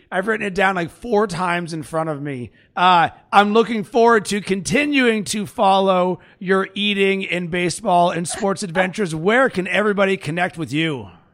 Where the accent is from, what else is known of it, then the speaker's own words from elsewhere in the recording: Pittsburgh, Pennsylvania, United States; I'm from Pittsburgh and I'm a Steelers fan